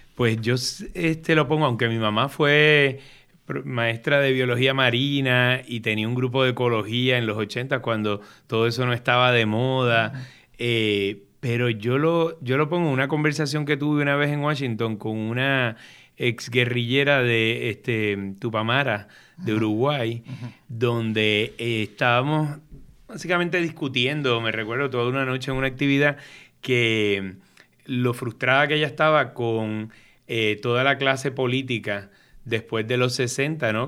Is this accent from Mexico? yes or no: no; San Juan, Puerto Rico; moved away as an adult; Me crié en Río Piedras, en Cupey